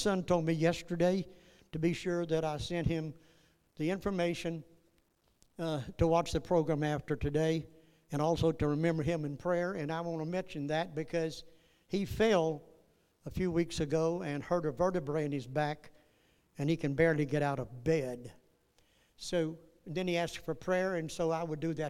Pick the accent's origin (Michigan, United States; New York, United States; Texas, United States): Texas, United States; Northeast; I was born in Northeast Texas